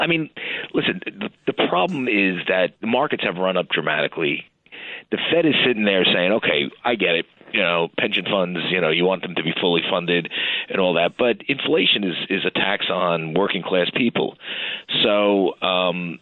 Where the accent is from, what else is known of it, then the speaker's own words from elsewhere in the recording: New York City, New York, United States; I was born in Westchester Square Hospital in the Bronx